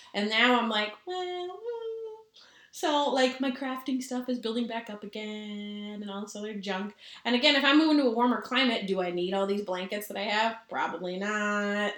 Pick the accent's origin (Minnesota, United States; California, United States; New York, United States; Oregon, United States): Minnesota, United States; we're from Minnesota.